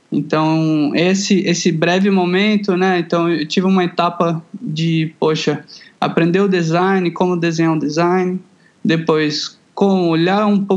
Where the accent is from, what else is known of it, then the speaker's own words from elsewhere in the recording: Goiânia, Goiás, Brazil; moved away as an adult; now in São Paulo, Brazil; Eu sou de Goiânia, Goiás, ah, né? Tá. Centro-Oeste brasileiro.